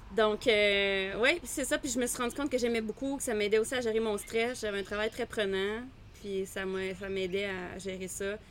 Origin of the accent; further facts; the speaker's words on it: Quebec City, Quebec, Canada; moved away; je viens de Québec, mes parents avaient une maison proche d'un lac. Je montais en vélo dans les lignes d'hydro